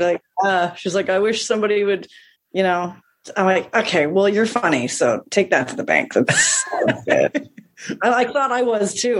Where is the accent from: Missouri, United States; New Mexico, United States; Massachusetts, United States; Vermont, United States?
Vermont, United States; Stowe; now in Newport, Rhode Island, United States; I grew up in Vermont